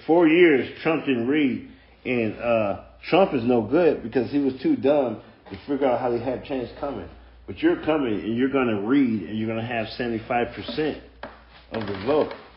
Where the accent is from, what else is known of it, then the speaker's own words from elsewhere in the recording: United States; I'm black. I'm black American